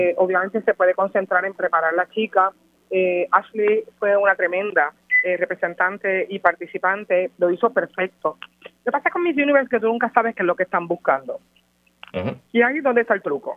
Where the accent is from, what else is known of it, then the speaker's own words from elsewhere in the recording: Mayagüez, Puerto Rico; Nosotros somos todos de Mayagüez